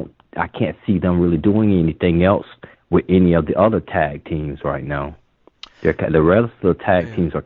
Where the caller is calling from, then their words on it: Tampa, Florida, United States; from Tampa. How you doing?